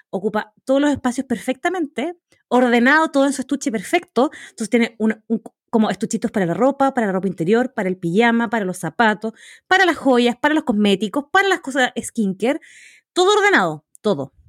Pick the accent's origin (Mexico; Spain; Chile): Chile; Magallanes and Chilean Antarctica; moved away; yo soy de Magallanes